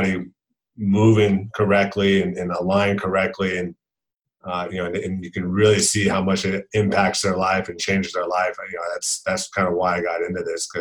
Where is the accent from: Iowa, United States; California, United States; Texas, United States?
California, United States; Lake Forest; I grew up in Lake Forest, California. It's in Orange County, California